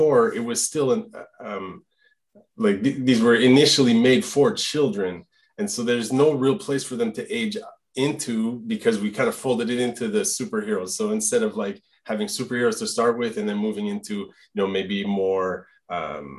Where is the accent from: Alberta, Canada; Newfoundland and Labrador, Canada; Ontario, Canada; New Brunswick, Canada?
Alberta, Canada; first language French; English is a second language; also born or lived in Quebec; now in Gatineau, Canada; I'm from Alberta, Franco Albertan. So I grew up speaking French at HΩME with my parents